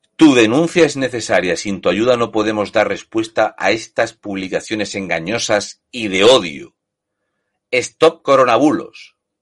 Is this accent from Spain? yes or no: yes; Spain; los españoles, como somos españoles